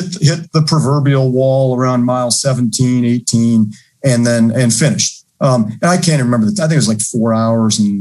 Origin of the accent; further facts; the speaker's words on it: Minnesota, United States; moved away as an adult; Am I still in the state of Minnesota, which is great? Do I ever leave my hometown?